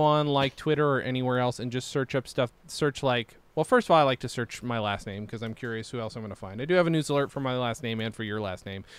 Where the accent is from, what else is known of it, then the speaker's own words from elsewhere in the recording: Lawrence, New York, United States; moved away; much disdain as I might have had for growing, growing up in Lawrence